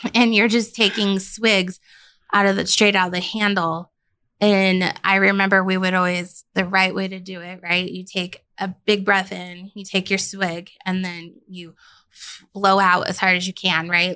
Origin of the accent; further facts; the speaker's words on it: Denver, Colorado, United States; also born or lived in Billings, Montana; I'm from Colorado